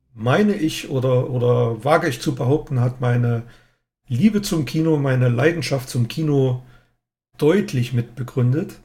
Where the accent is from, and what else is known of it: East Germany, Germany; born or raised there